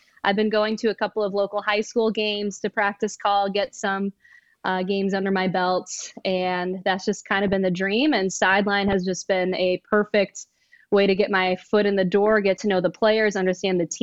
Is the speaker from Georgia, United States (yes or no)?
no; Michigan, United States; now in Chicago, United States; I'm originally from Michigan